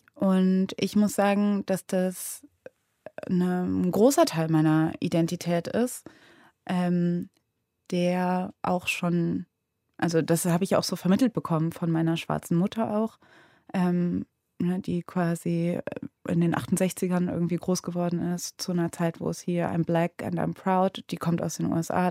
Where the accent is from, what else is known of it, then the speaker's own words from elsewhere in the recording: Cologne, North Rhine-Westphalia, Germany; Ich meine, ich bin ja in Köln aufgewachsen